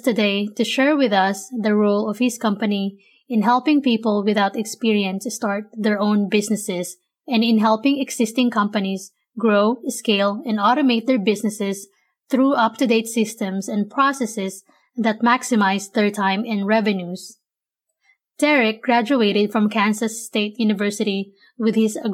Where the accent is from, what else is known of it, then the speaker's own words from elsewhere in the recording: Manila, Metro Manila, Philippines; now in United States; I was born and raised in Manila, Philippines, moved to the States